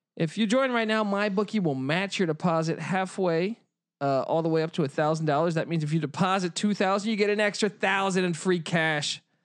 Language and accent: English; Washington, District of Columbia, United States; growing up in Washington, D C